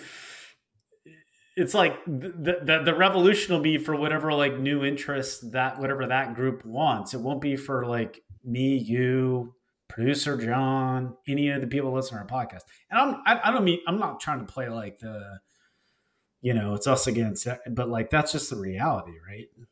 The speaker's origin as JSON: {"language": "English", "region": "Texas", "country": "United States", "tie": "born or raised there", "said": "I grew up in Texas"}